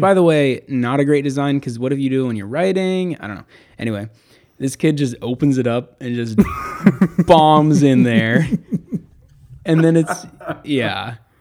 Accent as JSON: {"language": "English", "region": "Eastern Washington", "country": "United States", "tie": "born or raised there", "also_born_or_lived": "Portland, Oregon area", "moved": "yes", "said": "I grew up in Eastern Washington"}